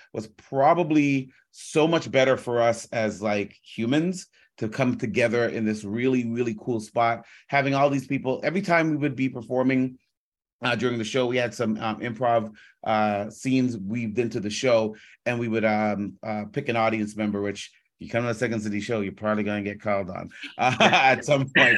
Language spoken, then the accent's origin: English; Toronto, Ontario, Canada; I'm from Scarborough